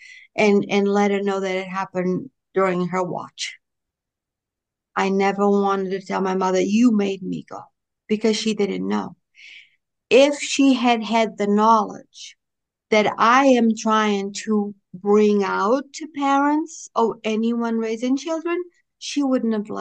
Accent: Pico, Azores, Portugal; English is a second language; also born or lived in Boston, Massachusetts, United States; now in North Carolina, United States; I'm from an island called Pico, P-I-C-O. That's where I was born and where I grew up.

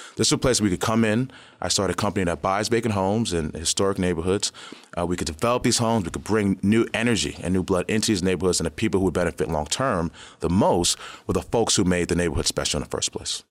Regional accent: New York City, New York, United States; moved away as an adult; also born or lived in Brooklyn; now in Detroit, United States; I'm from South Jamaica, Queens

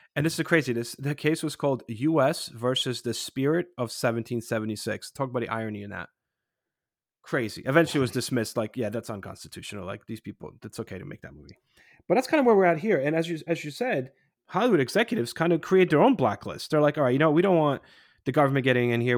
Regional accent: Poland; moved away; when I was growing up in Poland in the 80s

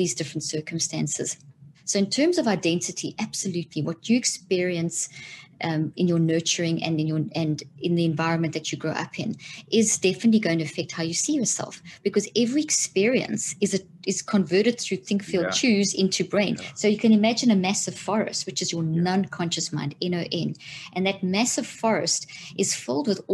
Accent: South Africa; moved away as an adult; also born or lived in Zimbabwe; now in United States; grew up in South Africa

